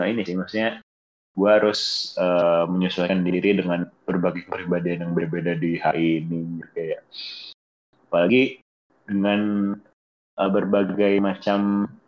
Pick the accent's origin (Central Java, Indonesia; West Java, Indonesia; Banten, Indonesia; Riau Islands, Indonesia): West Java, Indonesia; Bogor; gue nih orang Bogor tuh ngomongnya tuh gua lu cuman ada campuran Sunda-Sundanya gitu.